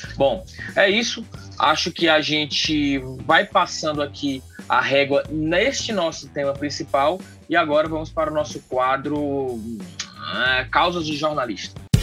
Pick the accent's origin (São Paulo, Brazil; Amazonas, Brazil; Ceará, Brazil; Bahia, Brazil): Ceará, Brazil; é a nossa história enquanto cearenses, enquanto nordestinos